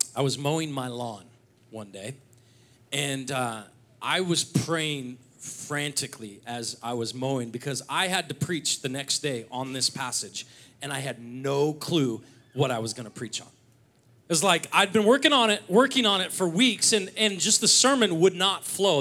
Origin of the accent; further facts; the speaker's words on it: Seattle, Washington, United States; moved away as an adult; now in North Idaho, United States; I grew up in the Seattle area